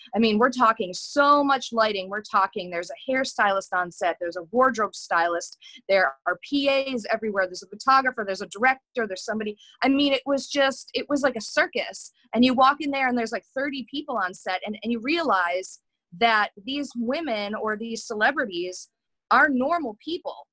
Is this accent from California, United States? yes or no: no; Buffalo, New York, United States; moved away; also born or lived in Los Angeles; growing up in Buffalo